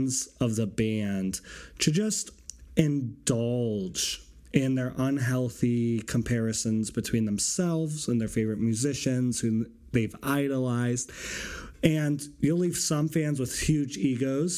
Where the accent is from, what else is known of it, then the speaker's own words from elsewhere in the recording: Boston, Massachusetts, United States; I'm from Boston